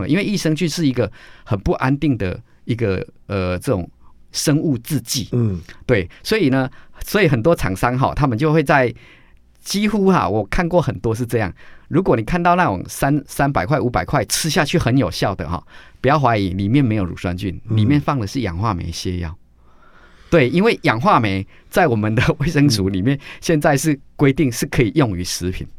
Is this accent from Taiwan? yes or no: yes; Taiwan; 我们都是台湾人